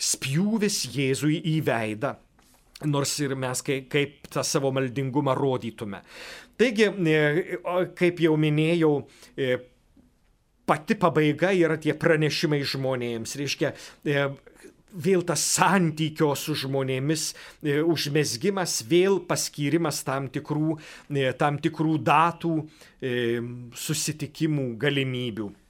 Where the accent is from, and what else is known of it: Lithuania